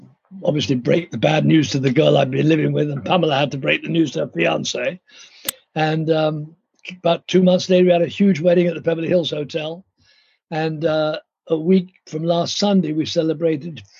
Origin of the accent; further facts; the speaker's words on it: London, United Kingdom; moved away; I grew up in London with wonderful parents